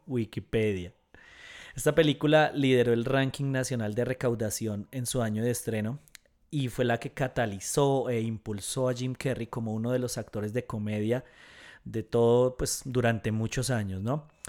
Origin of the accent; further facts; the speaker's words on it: Colombia; en Colombia, en mi país